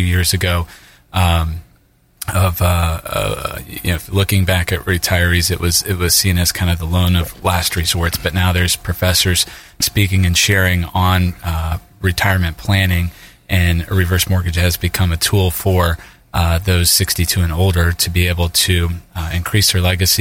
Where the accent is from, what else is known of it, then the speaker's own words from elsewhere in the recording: Tampa, Florida, United States; born and raised in the Tampa Bay area